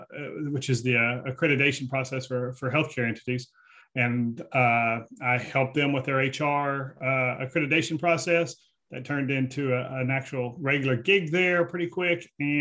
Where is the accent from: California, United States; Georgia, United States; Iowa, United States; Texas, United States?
Texas, United States; Fort Worth; I grew up on the west side of Fort Worth